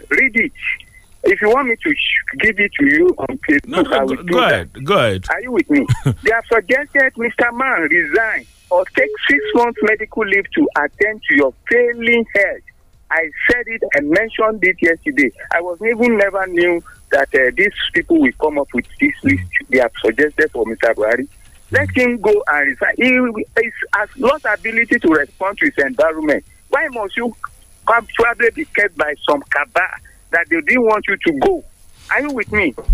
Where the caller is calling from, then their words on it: Lambeth, London, United Kingdom; I'm calling from Lambeth.